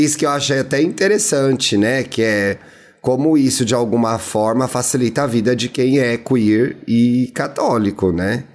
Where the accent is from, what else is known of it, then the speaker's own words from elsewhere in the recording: Brazil; a gente é brasileira